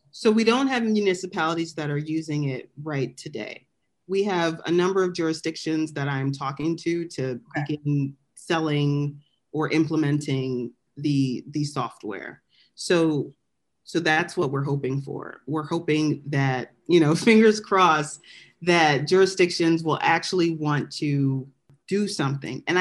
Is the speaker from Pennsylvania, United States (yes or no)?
yes; Philadelphia, Pennsylvania, United States; moved away; So I was born and raised in Southwest Philly.